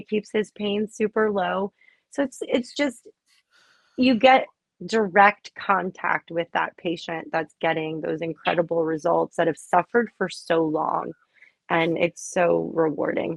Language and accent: English; Miami, Florida, United States; I grew up in Miami